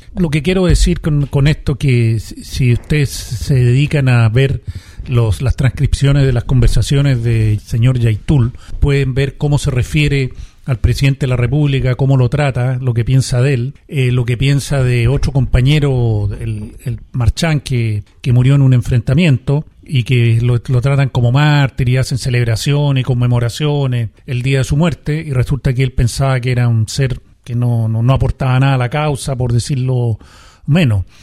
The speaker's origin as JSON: {"language": "Spanish", "country": "Chile", "said": "todos como chilenos"}